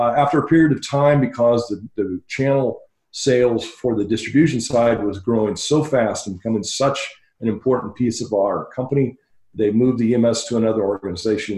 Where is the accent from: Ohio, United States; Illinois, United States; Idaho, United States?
Ohio, United States; Dayton; moved away as an adult; also born or lived in El Paso, Texas / California / Belgium; now in Phoenix, United States; Grew up in Dayton, Ohio until I was about 30 years old